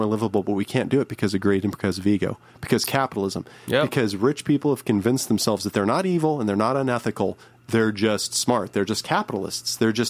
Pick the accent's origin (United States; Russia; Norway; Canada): United States; Well, we don't because we're American.